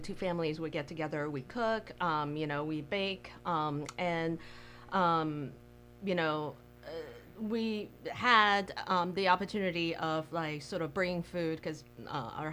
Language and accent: English; Taiwan; moved away as an adult; also born or lived in New Zealand / Chicago / Tampa; now in Michigan, United States; I was born and raised in Taiwan